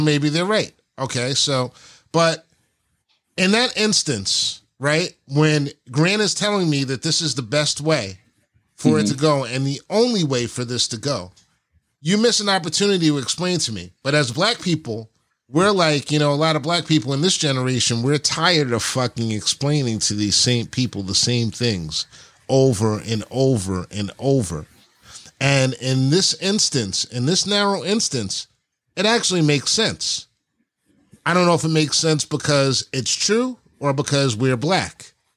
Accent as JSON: {"language": "English", "region": "New York", "country": "United States", "tie": "born or raised there", "said": "we grew up in New York"}